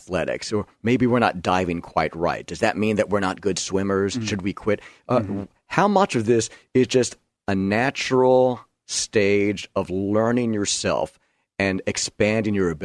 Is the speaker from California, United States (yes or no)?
no; New York, United States; my hometown, New York